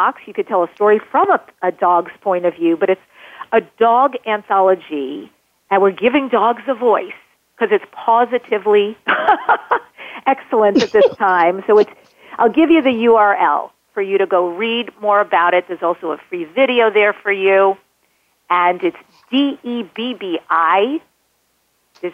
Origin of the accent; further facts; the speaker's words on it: New York, United States; I'm from New York. Draw. D-R-A-W-E-R. I still can't say that word well